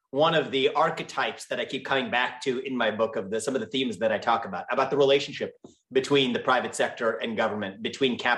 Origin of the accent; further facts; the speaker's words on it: Cincinnati, Ohio, United States; So I was born and raised in Ohio, which is actually where I also live today.